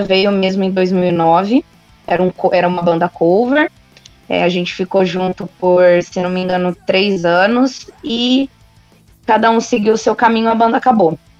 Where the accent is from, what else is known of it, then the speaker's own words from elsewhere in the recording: Marília, São Paulo, Brazil; moved away; eu sou de Marília, então eu comecei esse rolê todo em Marília, onde eu estou agora, inclusive, de férias, matando saudade